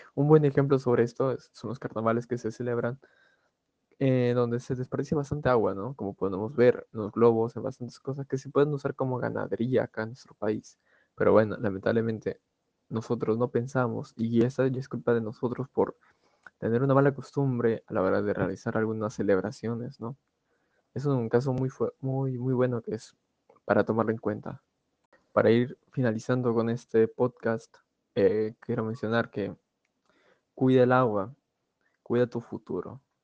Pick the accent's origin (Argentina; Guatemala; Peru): Peru; Nosotros como peruanos